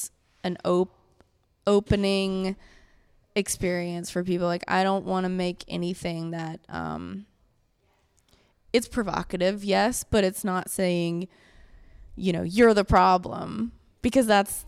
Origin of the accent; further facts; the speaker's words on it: the Bible Belt, the South, United States; I'm from the Bible Belt.